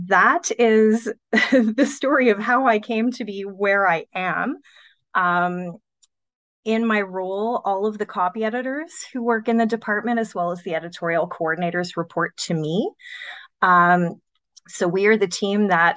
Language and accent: English; Montreal, Quebec, Canada; moved away as an adult; also born or lived in Ottawa; I grew up in Montreal. And I wanted to study journalism in university, which is what brought me to Ottawa